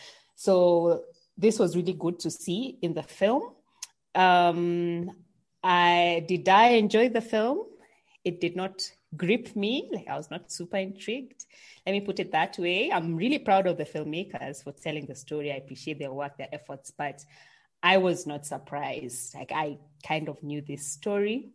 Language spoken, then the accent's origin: English; Kenya; So now I'm the Kenyan